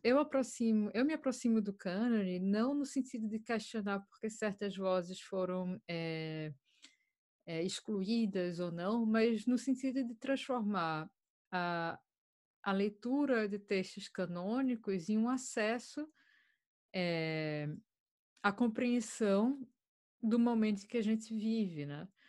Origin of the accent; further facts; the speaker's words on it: Brazil; now in Ireland; já estou há 10 anos fora do Brasil